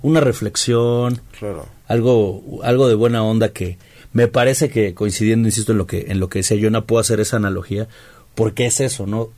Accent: Mexico; nosotros como mexicanos

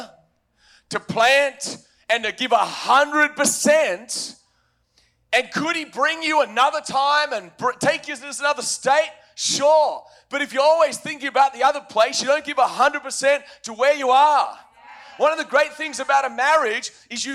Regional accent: Australia; moved away; As an Australian

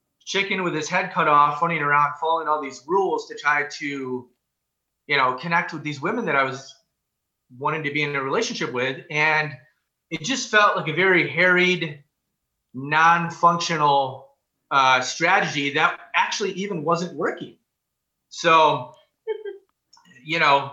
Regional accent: Wisconsin, United States; I grew up in Wisconsin

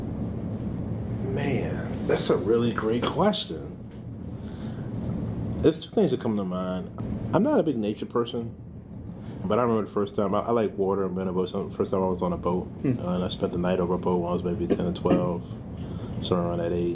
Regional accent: United States; as Americans

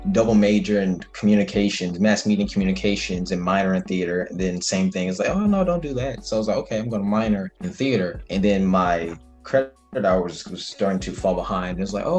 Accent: Hartwell, Georgia, United States; moved away as an adult; now in Valdosta, United States; I'm from Hartwell, Georgia. It's in Northeast Georgia. I graduated in 2017 from Hart County High School, and I started going to Valdosta State University in August 2017.

